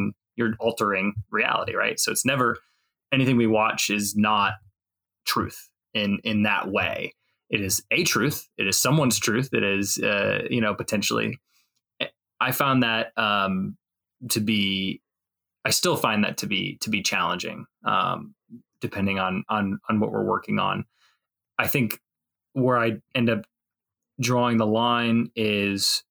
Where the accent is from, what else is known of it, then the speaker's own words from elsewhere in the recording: Northwest Indiana, United States; I've Never lived anywhere else besides Indiana. So I'm from Northwest Indiana originally, kind of up near Chicago area.